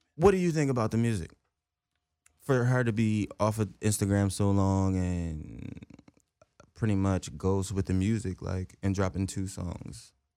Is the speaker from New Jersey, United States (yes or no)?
yes; New Jersey, United States; moved away; also born or lived in Willingboro; I'm right across the bridge in Jersey